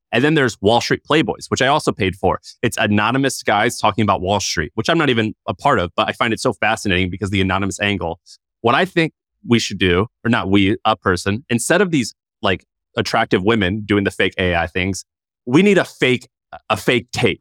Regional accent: Missouri, United States; moved away; I'm from Missouri

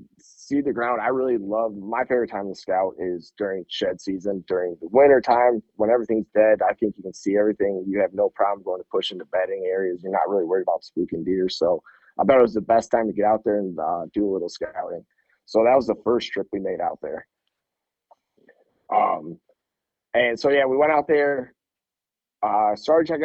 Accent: Memphis, Michigan, United States; I am from Memphis, Michigan.

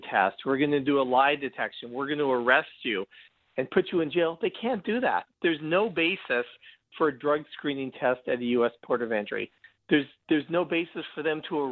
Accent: Canada; I'm Canadian like him, but I practice immigration law.

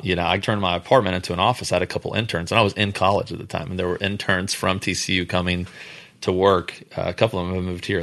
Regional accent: Houston, Texas, United States; we're from Houston

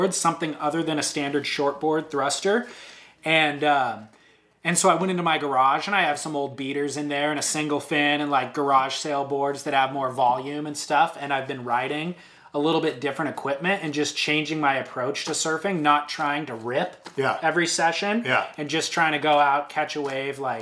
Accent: Orange County, California, United States; I'm from Orange County, grew up riding shortboards.

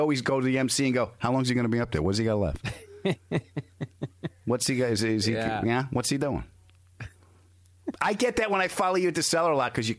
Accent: Huntington, New York, United States; I grew up in Huntington.

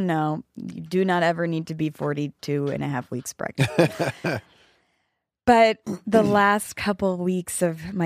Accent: East Coast, United States; now in Los Angeles, United States; we grew up with cicadas on the East Coast

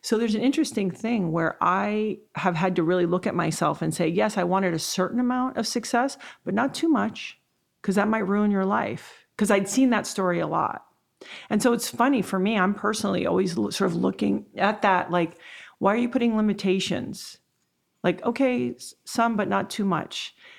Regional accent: U.S. Virgin Islands; I was raised in the Virgin Islands. I didn't have the most stable childhood.

